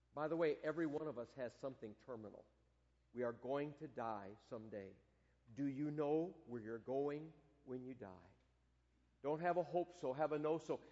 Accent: Michigan, United States; moved away; growing up in Michigan

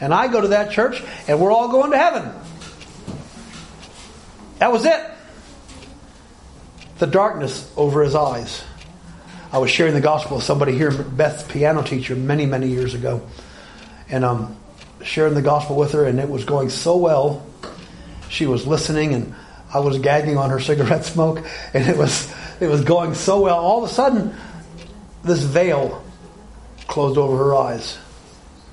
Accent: Alabama, United States; moved away; I grew up in Alabama.

